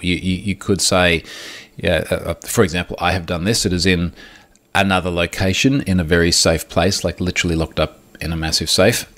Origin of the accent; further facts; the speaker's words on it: Australia; as an Aussie who lives